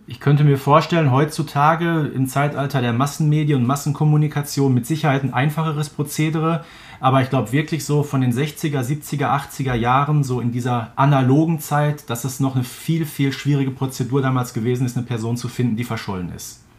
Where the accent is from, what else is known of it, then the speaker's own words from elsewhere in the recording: Herten, North Rhine-Westphalia, Germany; Hatten wir in Herten auch so einen kleinen Laden. Hallscheid hieß